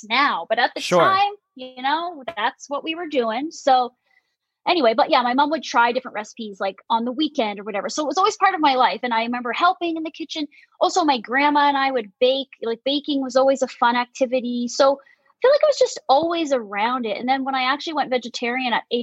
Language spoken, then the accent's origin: English; Mississauga, Ontario, Canada; I grew up in a place called Mississauga, Ontario, which is in Canada, just outside of Toronto, the suburbs